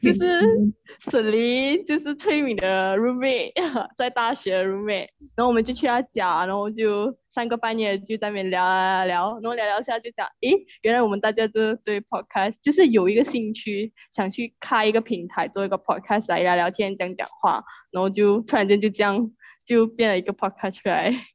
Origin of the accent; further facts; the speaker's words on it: Ipoh, Perak, Malaysia; 我是来自怡保